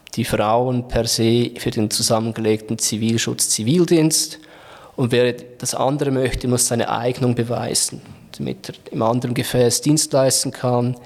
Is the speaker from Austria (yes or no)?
no; Switzerland; Bei uns in der Schweiz